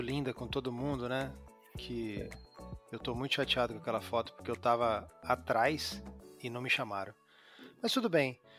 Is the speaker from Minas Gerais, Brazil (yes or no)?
no; Lins, São Paulo, Brazil; moved away; also born or lived in East Zone, São Paulo; Eu vim do interior de São Paulo. Meu pai era marceneiro